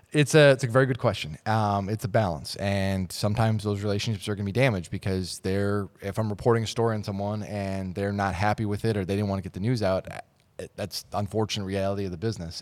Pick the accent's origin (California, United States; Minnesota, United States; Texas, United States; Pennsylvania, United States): Minnesota, United States; Minneapolis; I was born and raised in Minnesota, uh, the Twin Cities area